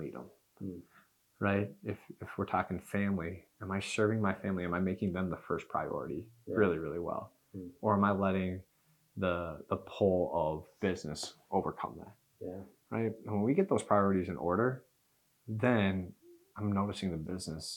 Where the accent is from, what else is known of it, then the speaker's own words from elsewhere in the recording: Knoxville, Tennessee, United States; I was born in Knoxville, so I've been a UT fan my whole life